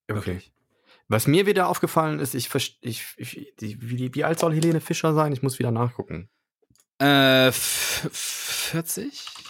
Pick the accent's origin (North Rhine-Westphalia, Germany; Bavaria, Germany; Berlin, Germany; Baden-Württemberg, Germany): North Rhine-Westphalia, Germany; Cologne; ich bin ja gebürtiger Kölner und habe da äh, auch 100 Milliarden Jahre gewohnt